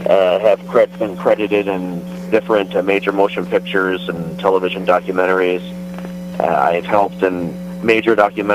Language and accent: English; Waverly-Beaver area, Gibbons, Ohio, United States; also born or lived in Chillicothe, Ohio; I've lived in Chillicothe since 2000, but I was raised in the Waverly-Beaver area, a small little village called Gibbons.